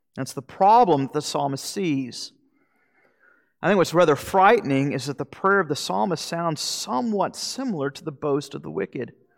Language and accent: English; Florida, United States; moved away; I'm from Florida